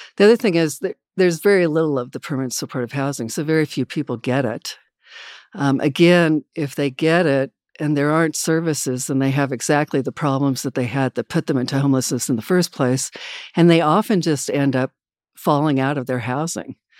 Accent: Wichita, Kansas, United States; I grew up in Wichita, Kansas

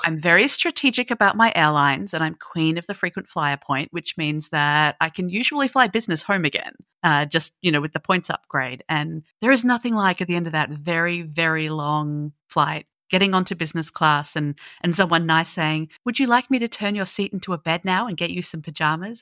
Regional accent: Australia; being an Aussie

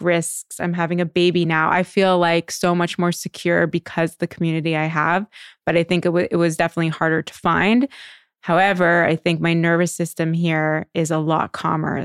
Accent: Canada; also born or lived in New York; now in Los Angeles, United States; I'm Canadian originally, and so moving to New York

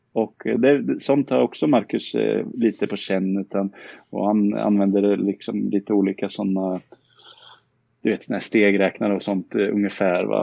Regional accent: Karlskoga, Örebro County, Sweden; also born or lived in Tibro; Jag är uppvuxen i Karlskoga

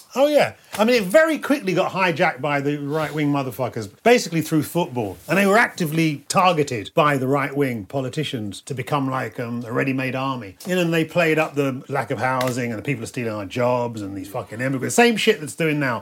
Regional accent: London, United Kingdom; growing up in London, I never wanted to leave this place

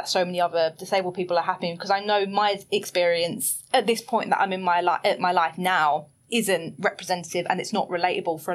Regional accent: Basildon, East of England, United Kingdom; moved away as an adult; now in London, United Kingdom; I grew up in Basildon.

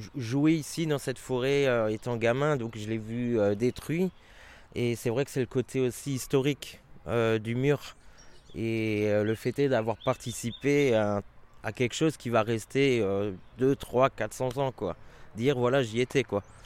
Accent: Marmoutier, Grand Est, France; also born or lived in Wasselonne; je suis natif de Marmoutier.

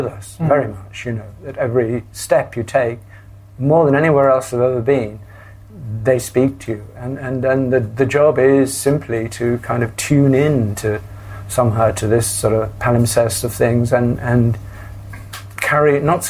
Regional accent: South Wales, United Kingdom; moved away as an adult; also born or lived in Hackney, London; now in London, United Kingdom; I grew up in South Wales

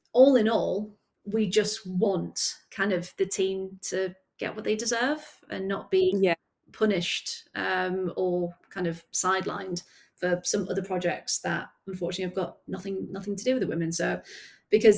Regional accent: the Northeast, North East England, United Kingdom; moved away as an adult; also born or lived in Birmingham; I grew up in the Northeast

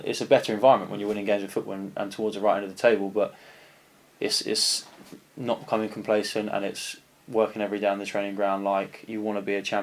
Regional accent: Canterbury, South East England, United Kingdom; moved away as an adult; also born or lived in South East London; now in Yeovil, United Kingdom; I'm not actually raised in London. I'm a South East boy. I'm from Canterbury

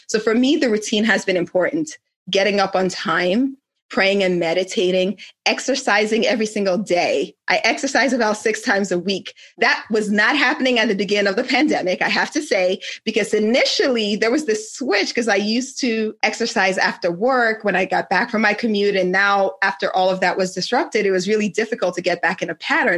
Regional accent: Nigeria; moved away; my home country in Nigeria

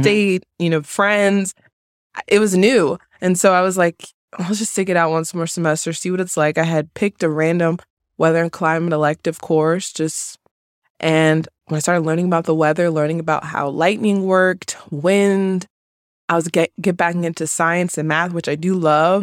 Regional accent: New Jersey, United States; moved away as an adult; also born or lived in Maryland; growing up in Jersey for eighteen years

